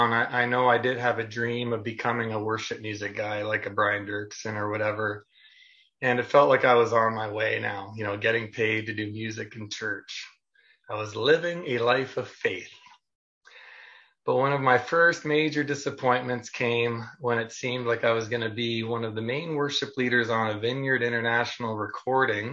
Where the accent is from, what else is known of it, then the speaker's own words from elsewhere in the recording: Niagara-on-the-Lake, Ontario, Canada; I grew up in the Mennonite Brethren tradition in Niagara-on-the-Lake, Ontario, Canada